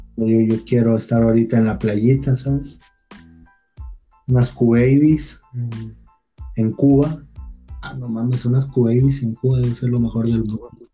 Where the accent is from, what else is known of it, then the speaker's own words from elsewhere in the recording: Chiapas, Mexico; Quiero regresar a mis chiapas